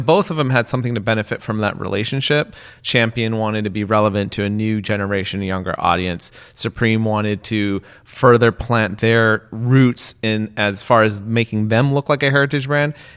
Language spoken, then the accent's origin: English; West Coast, United States; I grew up on the West Coast